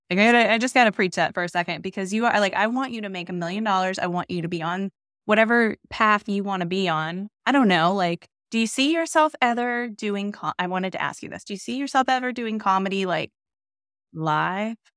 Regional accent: Northern Virginia, United States; I grew up in Virginia, but I grew up in Northern Virginia

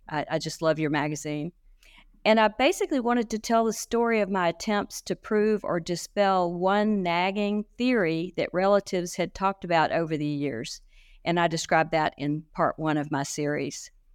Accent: Shreveport and New Orleans, Louisiana, United States; moved away; also born or lived in Texas; I grew up straddling Shreveport in New Orleans

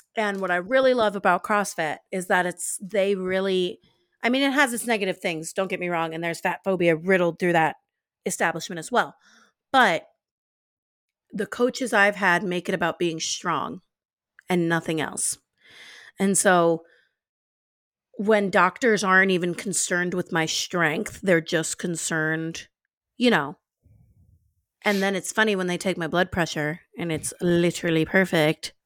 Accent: New Orleans, Louisiana, United States; I'm, I'm from New Orleans, I'm from the South

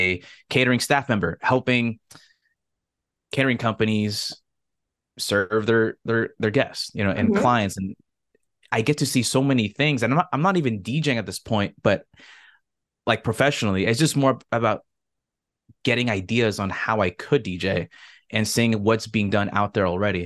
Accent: Southern California, United States; I grew up here in Southern California

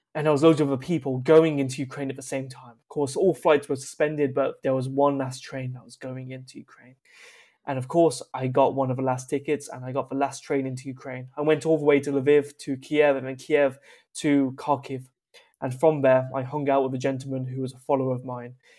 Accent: United Kingdom; a British person with a history of colonization

